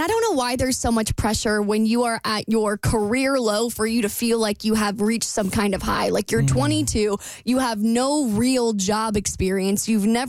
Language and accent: English; Jacksonville, United States; moved away as an adult; So when I first graduated, I moved back home to my hometown of Jacksonville